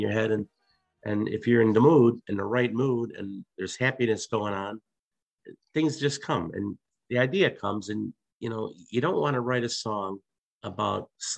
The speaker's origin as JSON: {"language": "English", "town": "Chicago", "region": "Illinois", "country": "United States", "tie": "born or raised there", "moved": "as an adult", "lives_now": "Western Massachusetts, United States", "said": "Born and raised on the southwest side of Chicago in the former Stockyard District, I was there my entire life"}